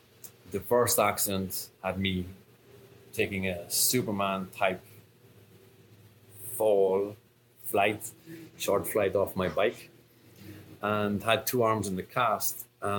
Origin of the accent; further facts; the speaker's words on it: Cork, Munster, Ireland; accent: Irish brogue; now in France; So if you haven't placed the accent, I'm Irish, from a town called Cork.